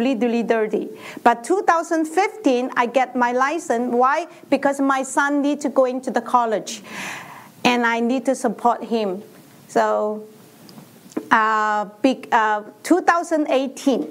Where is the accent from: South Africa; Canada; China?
China; English is a second language; moved away as an adult; now in United States; In 1995, I moved to America from China. In China, I am a teacher.